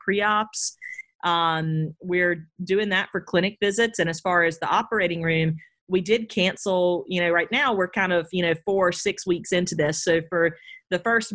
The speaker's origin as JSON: {"language": "English", "town": "Edison", "region": "Georgia", "country": "United States", "tie": "born or raised there", "also_born_or_lived": "Athens, Georgia / Miami, Florida / New Haven, Connecticut", "moved": "as an adult", "lives_now": "Augusta, United States", "said": "I grew up on a peanut farm in South Georgia in a tiny town called Edison outside of Albany"}